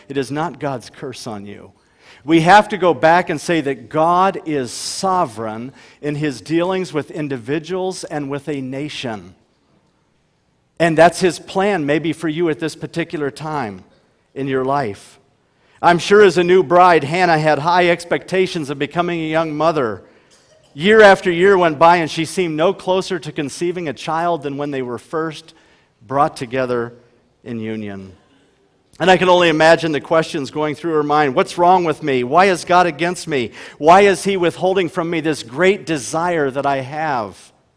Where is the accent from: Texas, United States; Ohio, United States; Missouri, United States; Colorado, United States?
Ohio, United States; now in Huron, United States; we grew up in Ohio